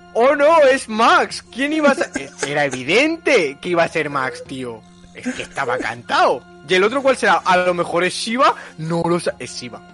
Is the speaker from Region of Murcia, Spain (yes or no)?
yes; Region of Murcia, Spain; soy de Murcia